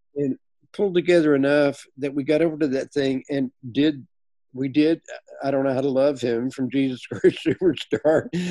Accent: Lubbock, Texas, United States; also born or lived in Dallas, Texas; And then I moved back to my hometown of Lubbock, Texas, when I was a junior

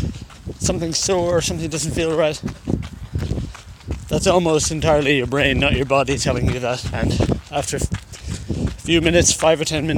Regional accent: Ireland; Now I'm Irish. We say hi to everybody, we're wave, we're very social, publicly friendly

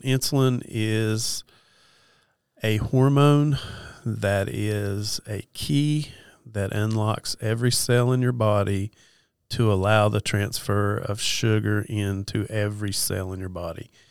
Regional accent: Western North Carolina, United States; also born or lived in East Tennessee; I'm from Western North Carolina

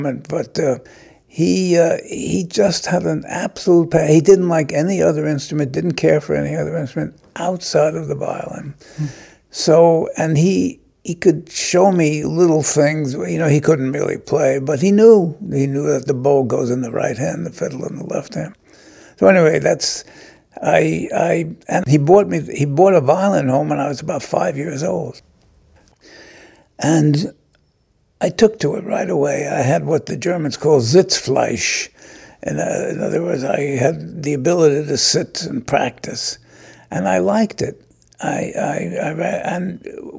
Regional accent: New York City, New York, United States; I was born in New York City on April 5th, 1926

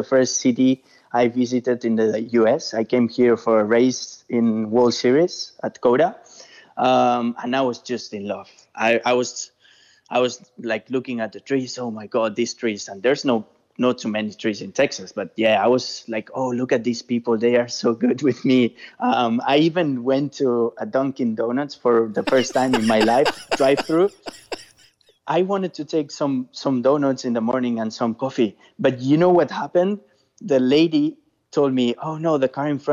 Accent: Spain; English is a second language; moved away as an adult; now in United States; I'm from Spain

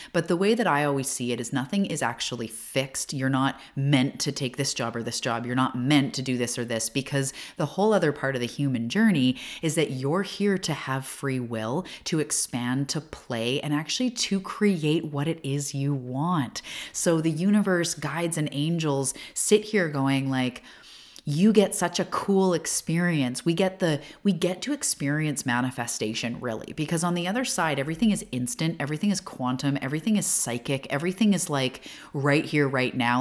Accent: Canada; also born or lived in Vancouver Island, British Columbia; I'm also a Canadian, and I live on Vancouver Island, which is all the way to the West Coast of Canada

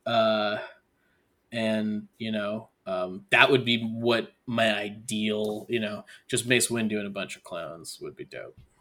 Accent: Syracuse, New York, United States; I'm from Syracuse

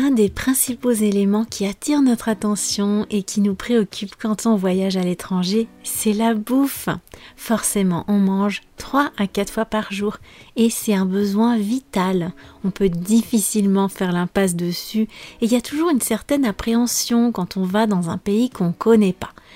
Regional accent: France; moved away as an adult; also born or lived in Cáceres, Spain / Portugal; Je viens des pays de la Loire et de la Bretagne

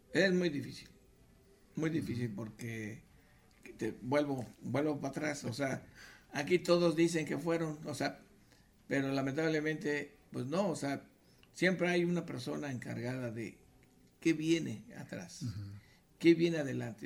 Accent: Mexico City, Mexico; éramos del DF.

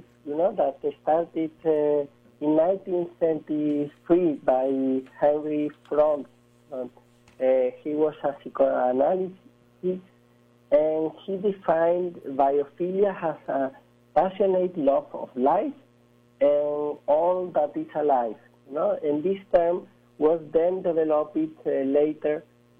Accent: Spain; I'm coming from Spain, but I'm currently in New York City

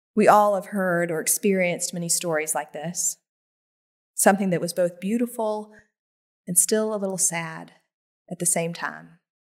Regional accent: Greer, South Carolina, United States; It was a freshman class orientation at Greer High School in my hometown in South Carolina

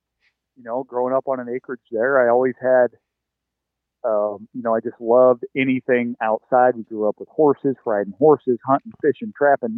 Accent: North Central Iowa, United States; moved away as an adult; also born or lived in Nebraska / Wyoming / Kansas; now in near Des Moines, United States; I grew up in North Central Iowa

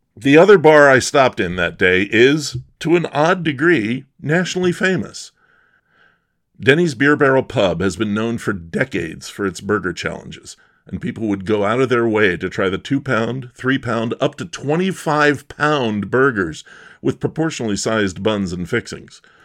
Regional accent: Bucks County, Pennsylvania, United States; moved away; we're both from Bucks County

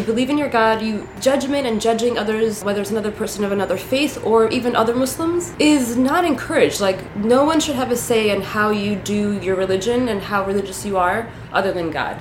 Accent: New York City, New York, United States; English is a second language; In New York City, in Queens

